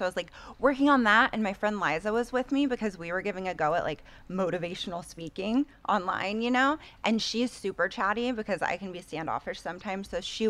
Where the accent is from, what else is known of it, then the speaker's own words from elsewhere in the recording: Las Vegas, Nevada, United States; also born or lived in Santa Fe, New Mexico; I was born in Santa Fe. Okay. But I was raised in Vegas.